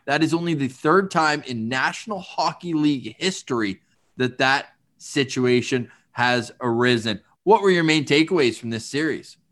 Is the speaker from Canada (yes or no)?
yes; Canada; As a Canadian